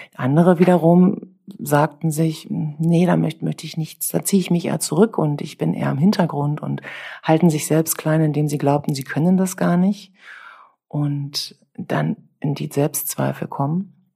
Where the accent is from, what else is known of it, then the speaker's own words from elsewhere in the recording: Brandenburg, Germany; bevor es bei uns in Brandenburg in der dritten Klasse, dann ab der dritten Klasse, Benotungen gab